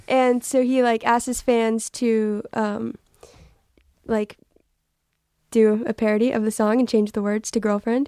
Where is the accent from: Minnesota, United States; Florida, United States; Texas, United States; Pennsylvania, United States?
Texas, United States; I'm from Texas.